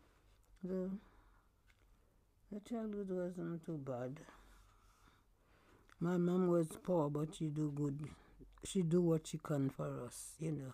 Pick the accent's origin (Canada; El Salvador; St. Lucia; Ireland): St. Lucia; born or raised there; moved away as an adult; now in United Kingdom